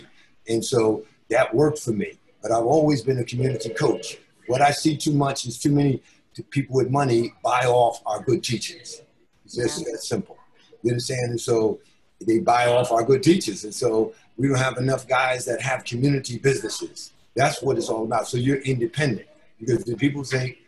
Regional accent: Elizabeth, New Jersey, United States; I'm from Elizabeth, New Jersey, an urban place

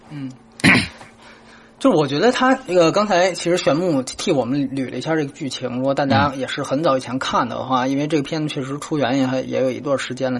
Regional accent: China; 我是大陆来的

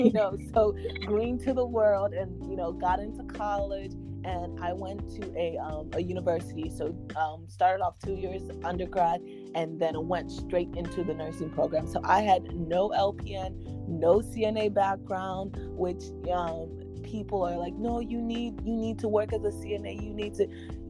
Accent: Texas, United States; also born or lived in Nigeria; I'm a Nigerian born, Texas raised

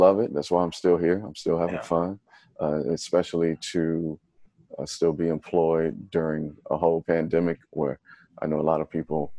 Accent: Dayton, Ohio, United States; Originally from, born and raised in Dayton, Ohio, the birthplace of funk music

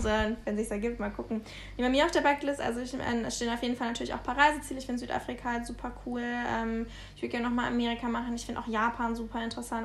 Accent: Munich, Bavaria, Germany; wir kommen eigentlich aus München übrigens, ähm, dann haben wir noch zu Hause gewohnt

